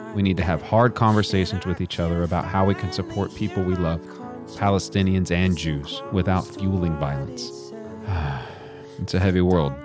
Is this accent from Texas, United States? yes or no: yes; Texas, United States; I'm from Texas